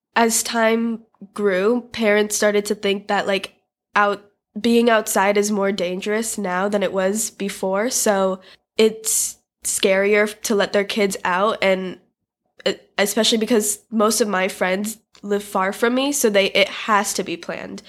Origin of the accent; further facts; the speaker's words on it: United States; born and raised in America like I am.